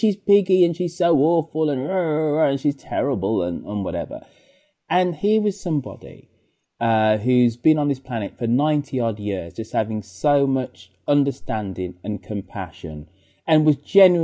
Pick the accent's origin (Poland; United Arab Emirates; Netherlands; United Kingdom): United Kingdom; being British